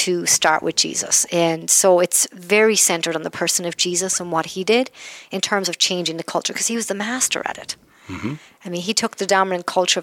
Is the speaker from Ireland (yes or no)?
yes; Ireland; I'm Irish and we tell stories a lot